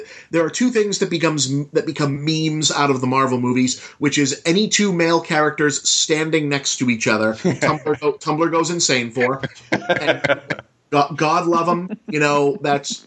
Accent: United States; I'm an American

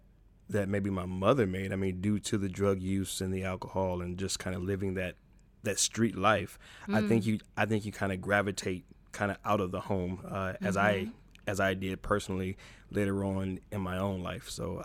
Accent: Toledo, Ohio, United States; also born or lived in Chicago; I was born in Chicago, Illinois, Cook County Hospital, to be exact. Spent 7 years in Chicago, and then my grandmother moved myself and my mother into a home in Toledo, Ohio.

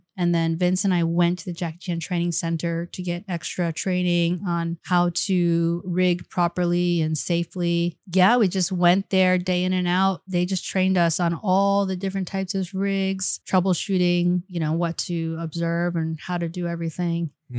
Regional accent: Taiwan; accent: Taiwan accent; also born or lived in Beijing; In my Taiwan accent. Oh, 不好意思.

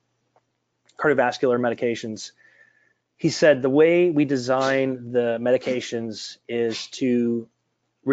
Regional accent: Detroit, Michigan, United States; growing up in Detroit

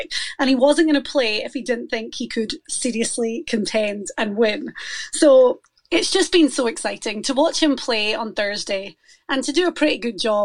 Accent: Scotland, United Kingdom; now in Florida, United States; I'm Scottish

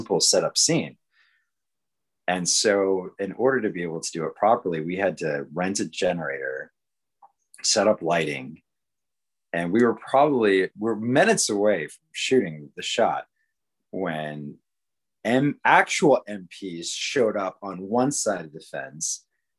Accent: Bolivia; also born or lived in Panama / Peru; now in San Antonio, United States; And I was born in Panama in the Anacon Canal Zone. And then raised in South America, in Bolivia and Peru. My mother's Bolivian.

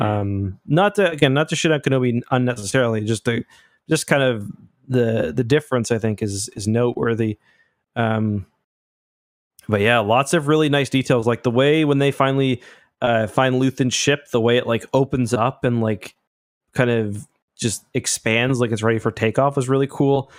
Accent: Canada; I'm not American, I'm Canadian

